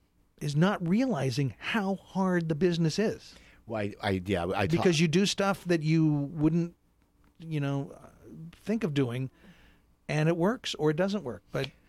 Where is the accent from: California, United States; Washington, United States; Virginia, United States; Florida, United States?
Washington, United States; Seattle; moved away as an adult; also born or lived in New York; I grew up in Seattle.